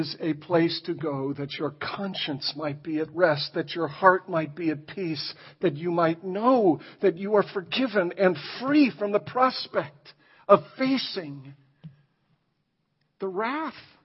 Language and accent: English; Ireland; I'm Irish